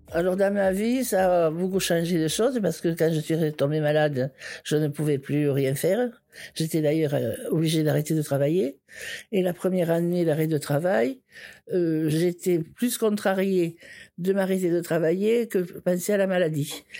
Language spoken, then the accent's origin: French; Foix, Occitania, France; also born or lived in Toulouse; je suis née à Foix il y a 74 ans